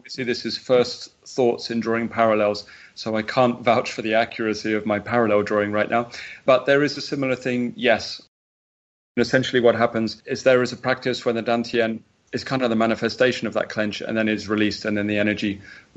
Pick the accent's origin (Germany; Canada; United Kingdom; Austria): United Kingdom; I'm typically British.